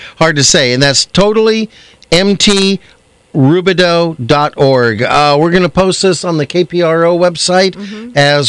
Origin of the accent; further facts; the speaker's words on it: East Coast, United States; accent: East Coast; I don't know what. I got my East Coast accent going on.